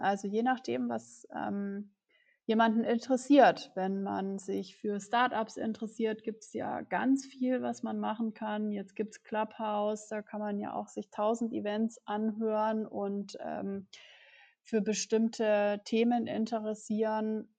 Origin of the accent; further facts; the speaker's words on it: Germany; also born or lived in New York